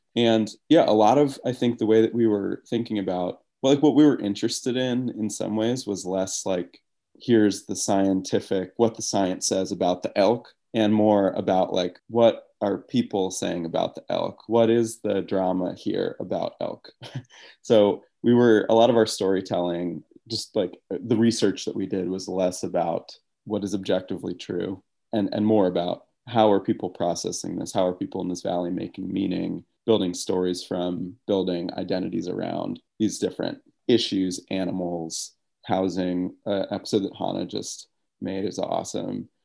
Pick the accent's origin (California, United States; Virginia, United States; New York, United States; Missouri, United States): New York, United States; upstate; now in Wyoming, United States; I grew up in New York, uh, ups, upstate New York